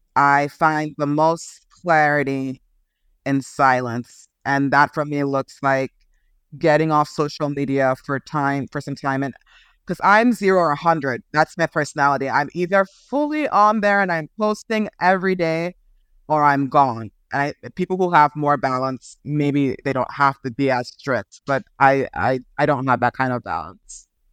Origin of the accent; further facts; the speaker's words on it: Nigeria; also born or lived in Oklahoma, United States; now in United States; I grew up in, mostly in Nigeria. I was born in the States, born in Oklahoma, uh, but moved to Nigeria really young.